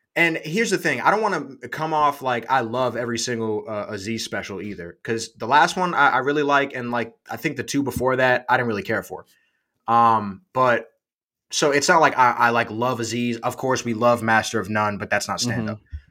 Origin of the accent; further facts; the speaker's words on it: United States; I'm from the USA.